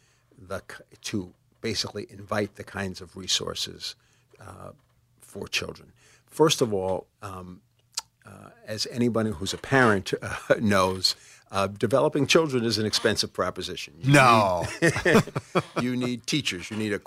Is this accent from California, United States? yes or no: no; New York City, New York, United States; I was born in the Bronx